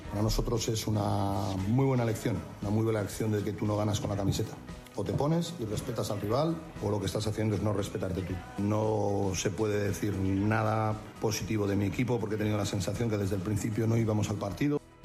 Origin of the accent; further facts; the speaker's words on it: Community of Madrid, Spain; yo como madrileño